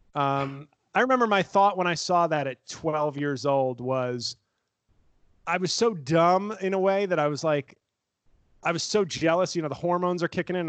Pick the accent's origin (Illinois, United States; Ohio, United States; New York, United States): New York, United States; New York City; I was from the Bronx